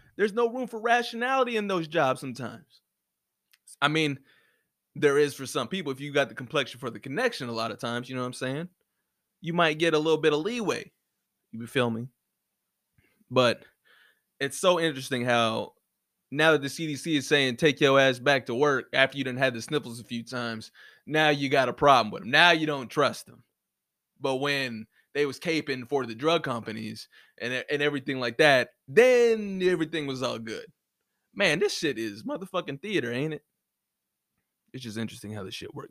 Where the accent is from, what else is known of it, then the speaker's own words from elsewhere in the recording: United States; moved away; I'm from the States